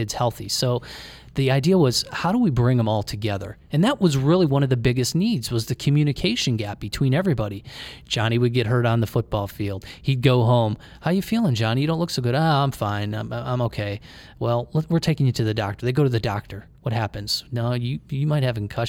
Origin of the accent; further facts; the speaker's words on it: Cleveland, Ohio, United States; We grew up in Cleveland